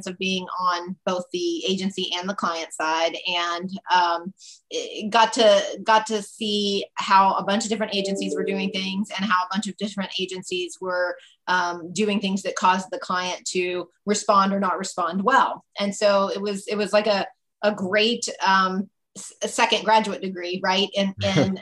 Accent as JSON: {"language": "English", "town": "Charleston", "region": "West Virginia", "country": "United States", "tie": "born or raised there", "also_born_or_lived": "New York / Boston / San Francisco / Pittsburgh", "moved": "as an adult", "said": "I was born in New York and then grew up in Charleston, West Virginia, and went to, you know, public school in Charleston, West Virginia"}